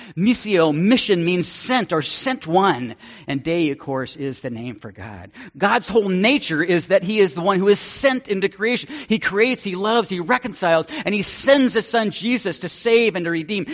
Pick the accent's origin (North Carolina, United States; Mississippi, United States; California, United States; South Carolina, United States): California, United States; Northern; Growing up in Northern California, mission to me was a street and a district in San Francisco